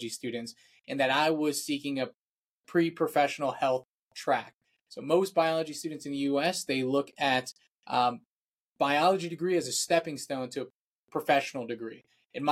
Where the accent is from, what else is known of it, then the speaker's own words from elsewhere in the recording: Virginia, United States; I am from Virginia, so that's the eastern coast of the US